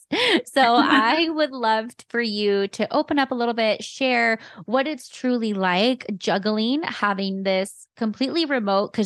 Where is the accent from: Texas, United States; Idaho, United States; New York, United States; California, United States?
California, United States; San Jose; now in Arizona, United States; we grew up in the same hood. Like, we're from, we're from Almaden